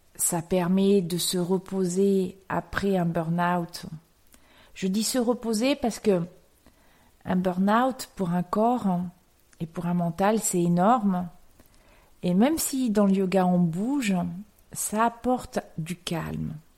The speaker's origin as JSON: {"language": "French", "country": "France", "said": "en tant que Français"}